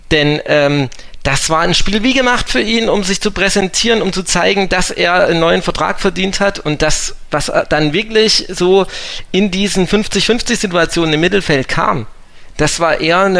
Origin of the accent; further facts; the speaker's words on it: Aschaffenburg, Bavaria, Germany; Meine Frau ist von hier. Ähm, ich bin ja ursprünglich aus Aschaffenburg.